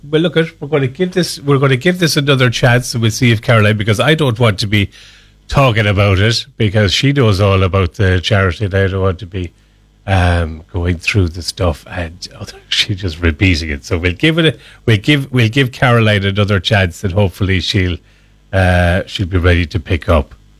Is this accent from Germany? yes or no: no; Ireland